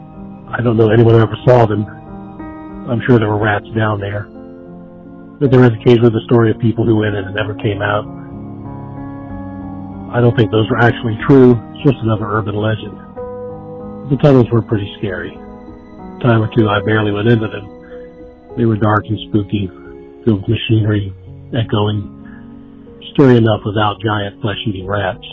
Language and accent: English; Giles County, Virginia, United States; moved away as an adult; now in Montgomery County, United States; I'm originally from Giles, and I currently live in Montgomery